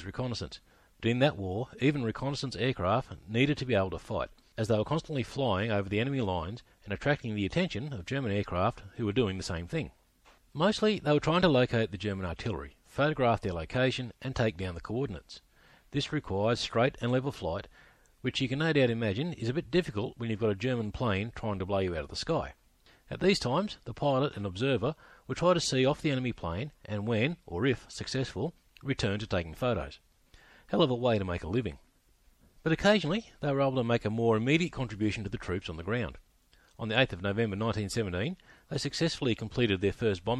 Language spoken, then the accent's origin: English; Australia; I'm an Australian historian